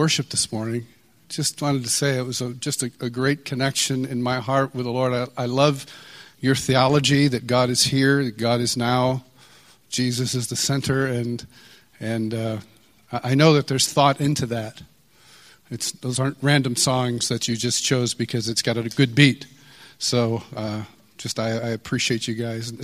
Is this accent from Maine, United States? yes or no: no; Marion, New York, United States; also born or lived in Kansas City; now in Franklin, United States; I'm from Rochester, New York, originally. Actually, originally 30 miles east of Rochester, in a small town called Marion.